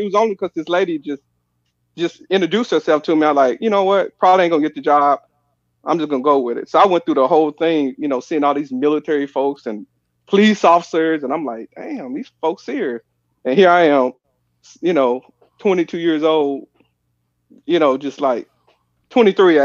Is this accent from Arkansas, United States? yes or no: yes; Pine Bluff, Arkansas, United States; moved away; also born or lived in St. Louis / Washington, D.C. / Fayetteville; We grew up in Pine Bluff